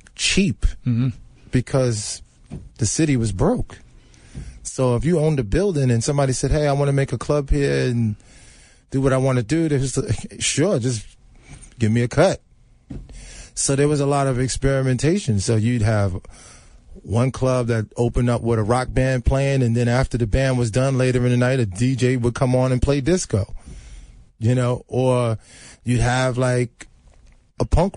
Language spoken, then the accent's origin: English; New York, United States; I'm from New York.